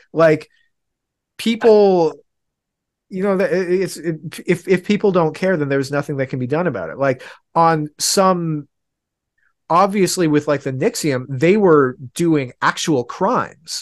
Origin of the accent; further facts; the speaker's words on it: Oregon, United States; I'm from Oregon